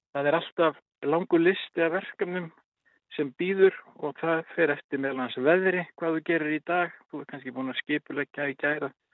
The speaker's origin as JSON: {"language": "Icelandic", "area": "Dalir", "region": "Western Region", "country": "Iceland", "said": "ég er hérna úr Dölunum vestar"}